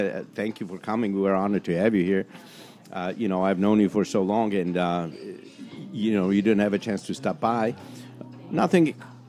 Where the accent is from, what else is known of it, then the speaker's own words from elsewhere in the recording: Czechia; now in Chicago, United States; I was born in the Czech Republic.